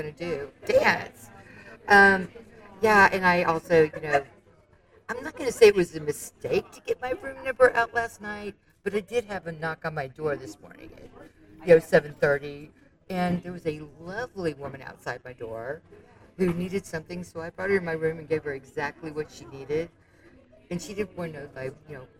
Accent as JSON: {"language": "English", "town": "Dallas", "region": "Texas", "country": "United States", "said": "I'm from Dallas"}